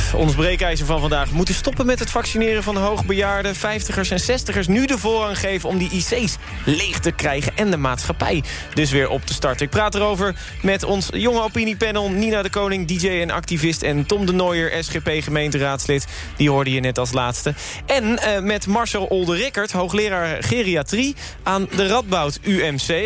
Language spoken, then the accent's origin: Dutch; Werkhoven, Utrecht, Netherlands; ik kom uit Werkhoven